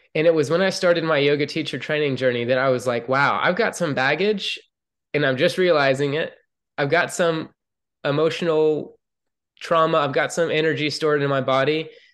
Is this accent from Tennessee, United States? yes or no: no; Atlanta, Georgia, United States; moved away as an adult; I grew up in Atlanta, Georgia